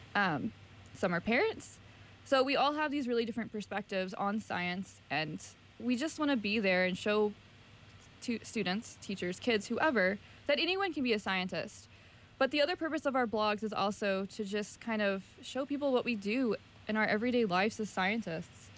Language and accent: English; Virginia, United States; I'm from the South, so Virginia